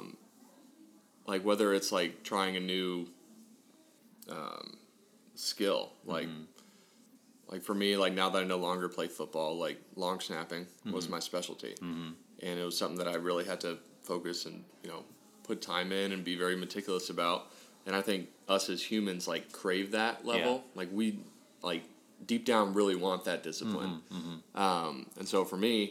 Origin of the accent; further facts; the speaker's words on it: Scottsdale, Arizona, United States; moved away as an adult; also born or lived in Midwest; I'm from Scottsdale, Arizona originally and came out here because of a scholarship